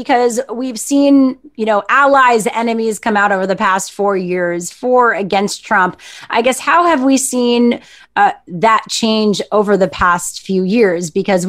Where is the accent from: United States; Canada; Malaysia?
Canada; I am Canadian.